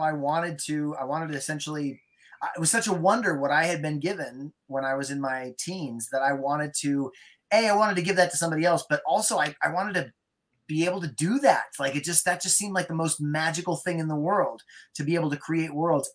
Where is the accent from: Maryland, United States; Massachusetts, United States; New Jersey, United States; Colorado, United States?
Colorado, United States; Durango; I grew up in Durango, Colorado, and we lived out on the Mesa, Florida Mesa